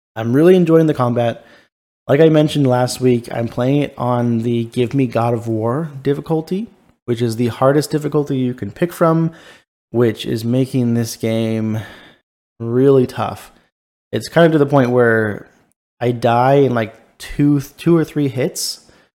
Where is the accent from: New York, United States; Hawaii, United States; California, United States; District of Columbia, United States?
California, United States; Ladera Ranch; born or raised there; moved away